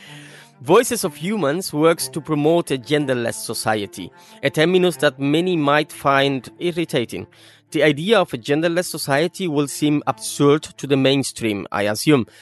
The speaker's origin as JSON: {"language": "English", "country": "Cuba", "first_language": "Spanish", "second_language": "English", "said": "\"My mother tongue is Spanish,\" since I'm a Cuban"}